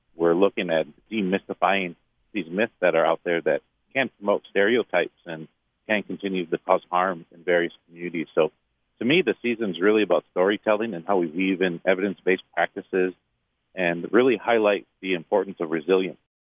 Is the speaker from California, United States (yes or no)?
no; Detroit, Michigan, United States; I grew up in Detroit